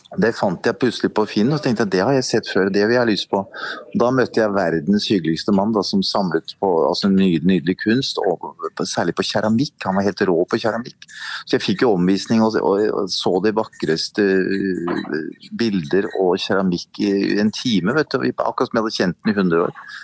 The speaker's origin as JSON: {"language": "Norwegian", "region": "Oslo", "country": "Norway", "tie": "born or raised there", "said": "jeg var jo, veldig liten av vekst når jeg vokste opp her på Sagene"}